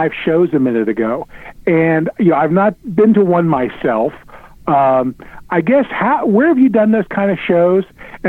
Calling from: Cincinnati, Ohio, United States; from Cincinnati again.

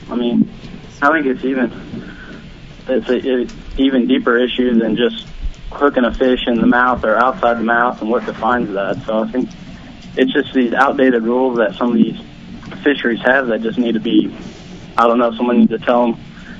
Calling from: Sanger, Texas, United States; from Sanger, Texas.

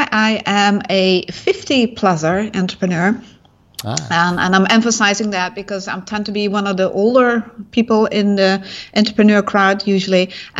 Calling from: Singapore; I'm in Singapore. Very hot.

